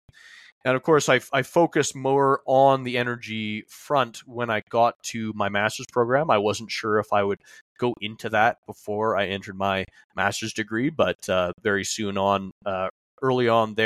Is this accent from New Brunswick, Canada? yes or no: no; Calgary, Alberta, Canada; also born or lived in Montreal; I was born and raised here in Calgary